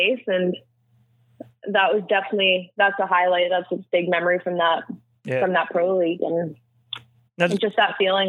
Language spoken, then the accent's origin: English; Canada; There was us Canadians.